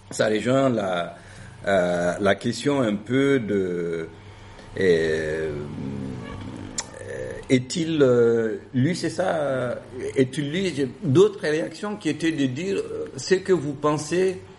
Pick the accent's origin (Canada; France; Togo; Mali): Mali; North; Pour ceux qui me connaissent, quand même, je viens du nord du Mali et encore d'un village du nord du Mali et mes parents y sont encore.